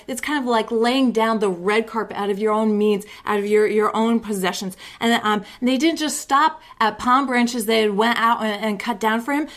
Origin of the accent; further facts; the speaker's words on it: United States; I'm an American